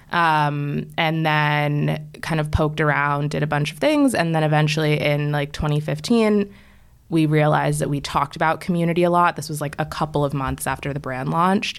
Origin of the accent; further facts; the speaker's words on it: right outside of DC, Maryland, United States; moved away as an adult; also born or lived in Washington, D.C.; now in New York, United States; I grew up in Maryland, like, right outside of D C